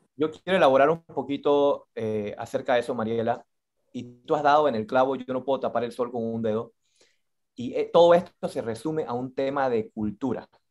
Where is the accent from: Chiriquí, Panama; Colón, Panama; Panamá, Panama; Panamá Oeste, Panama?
Colón, Panama; nosotros como panameños, como colonenses